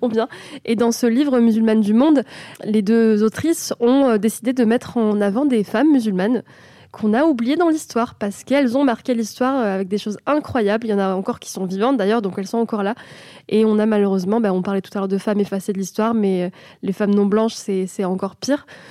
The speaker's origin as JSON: {"language": "French", "country": "France", "tie": "born or raised there", "said": "quand tu es né de parents étrangers, tu n'es français que à ta majorité. Donc j'ai été marocaine toute ma vie, j'ai eu une carte de séjour"}